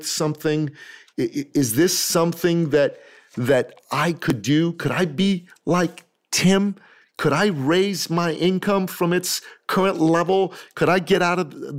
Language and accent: English; Toronto, Ontario, Canada; my hometown, Toronto